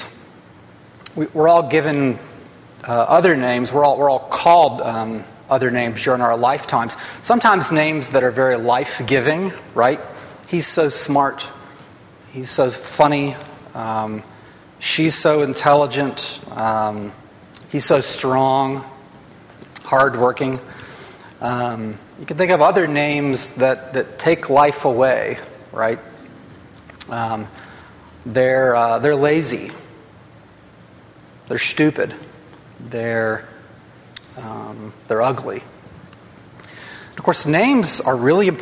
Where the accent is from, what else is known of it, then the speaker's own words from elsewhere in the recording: Huntsville, Alabama, United States; growing up in Huntsville